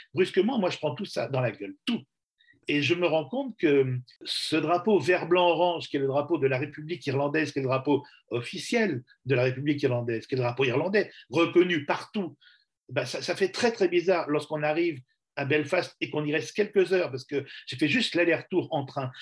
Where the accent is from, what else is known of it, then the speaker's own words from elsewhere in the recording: France; Je suis journaliste, je viens de France pour euh, travailler sur le problème irlandais